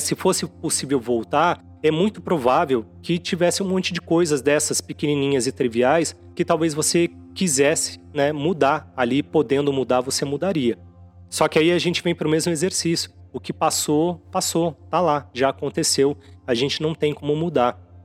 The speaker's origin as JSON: {"language": "Portuguese", "town": "Santos", "region": "São Paulo", "country": "Brazil", "tie": "born or raised there", "said": "lá em Santos, que eu considero minha cidade natal, embora eu não tenha nascido lá."}